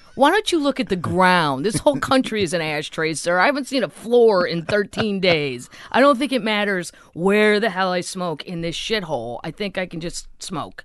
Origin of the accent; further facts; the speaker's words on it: St. Louis, Missouri, United States; moved away; I'm from Saint Louis originally